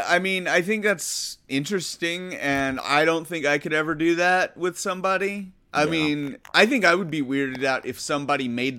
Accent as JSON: {"language": "English", "town": "Huntsville", "region": "Alabama", "country": "United States", "tie": "born or raised there", "moved": "as an adult", "lives_now": "California, United States", "said": "I was queer in some way, and I just remember like growing up in Alabama, that's rough."}